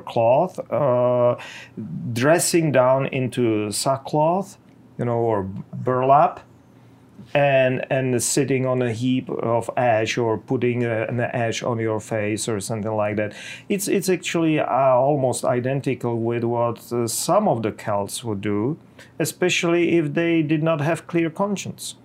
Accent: Bohemia, Czechia; in my homeland, I'm from Czech Republic, from Bohemia

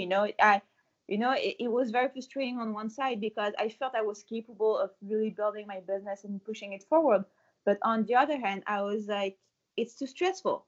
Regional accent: France; moved away as an adult; also born or lived in Paris / New York City; now in Montreal, Canada; I'm from France. In France, we used to eat, to drink, you know, to live fully

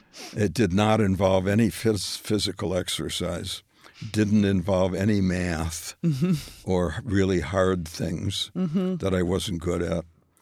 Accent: Minneapolis, Minnesota, United States; moved away; also born or lived in New York; I grew up in Minneapolis, right. But we moved to New York

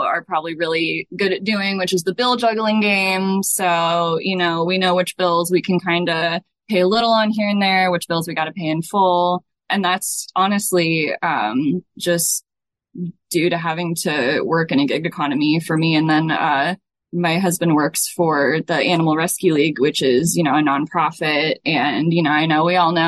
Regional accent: Des Moines, Iowa, United States; I was born and raised here in Highland Park, one of the neighborhoods in Ward 2.

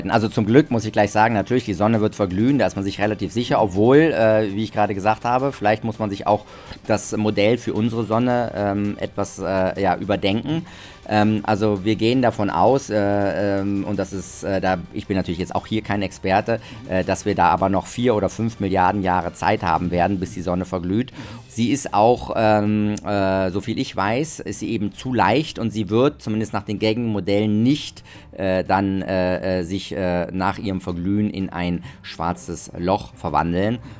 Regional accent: Germany; now in Austria; Äh, da bin ich Deutscher, aber sonst, was alles andere angeht, bin ich, äh, fühle ich mich als Österreicher

